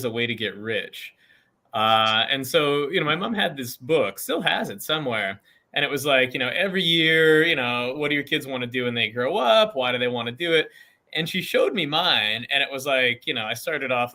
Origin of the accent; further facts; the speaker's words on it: Edmonton, Alberta, Canada; moved away as an adult; now in Philadelphia, United States; where I grew up in Edmonton, Canada